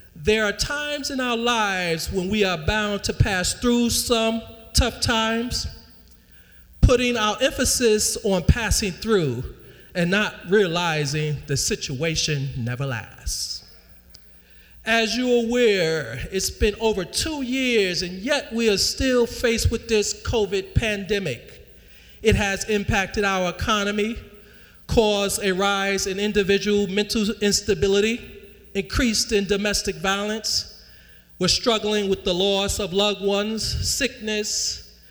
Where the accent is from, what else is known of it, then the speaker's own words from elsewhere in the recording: New York, United States; New York